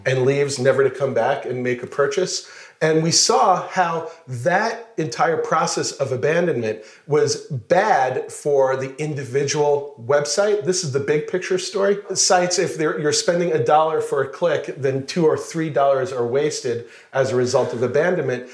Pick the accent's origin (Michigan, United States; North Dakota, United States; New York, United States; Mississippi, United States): New York, United States; Plainview; moved away as an adult; now in Israel; I'm originally from New York, Plainview, Long Island